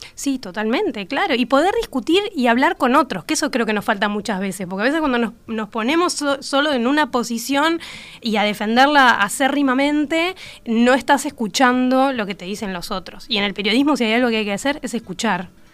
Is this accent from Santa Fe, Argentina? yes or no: no; La Plata, Buenos Aires Province, Argentina; moved away as an adult; now in Uruguay; soy platense con que vivo